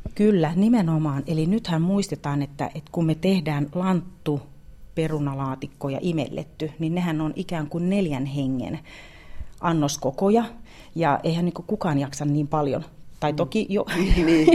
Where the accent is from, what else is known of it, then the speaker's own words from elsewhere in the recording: South Karelia, Finland; meillä Etelä-Karjalassa, tai itse on tottunut syömään rieskat ja ruisleivät joulupöydässä